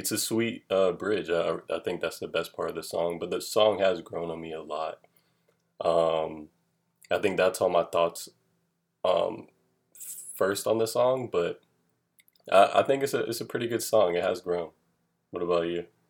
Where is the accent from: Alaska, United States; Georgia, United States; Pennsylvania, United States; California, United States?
Georgia, United States; Atlanta; I'm from Atlanta, Georgia